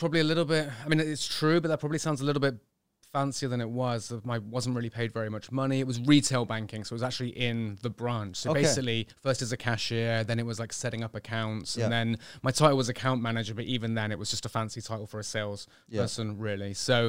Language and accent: English; Bristol, South West England, United Kingdom; Well, I was born in 1982 in Bristol, fairly normal upbringing, I guess, kind of into health and fitness, or more just sport, really, as I was growing up